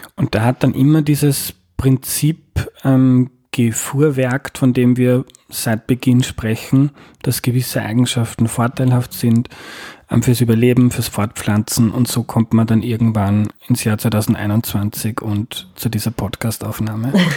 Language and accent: German; Austria; als Österreicher